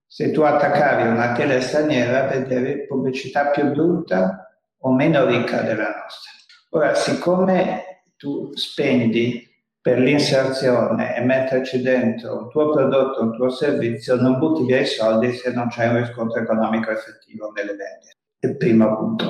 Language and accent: Italian; Italy; nel mio paese